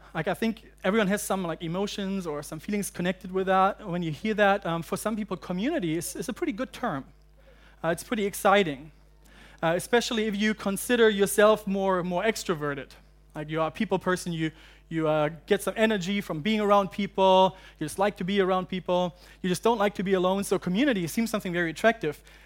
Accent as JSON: {"language": "English", "country": "Germany", "tie": "born or raised there", "also_born_or_lived": "United Kingdom / United States", "moved": "yes", "lives_now": "Hong Kong", "said": "I'm from Germany originally, uh, but I lived in the U K and I lived in the U S for a while and then seven years ago I moved to Hong Kong."}